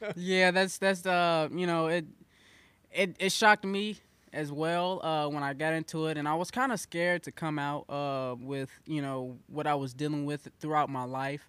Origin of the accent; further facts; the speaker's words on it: Mounds, Illinois, United States; now in Carbondale, United States; I was raised over in Mounds, Illinois.